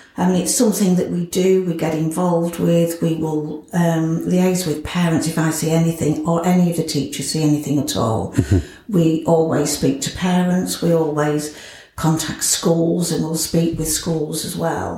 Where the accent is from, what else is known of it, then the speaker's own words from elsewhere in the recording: Scunthorpe, Yorkshire and the Humber, United Kingdom; also born or lived in Grimsby; I was born in Grimsby, adopted, um, and brought up in Scunthorpe.